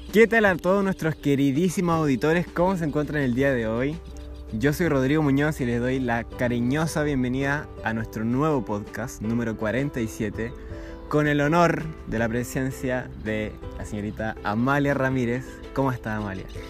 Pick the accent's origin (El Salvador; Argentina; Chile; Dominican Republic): Chile; como sociedad chilena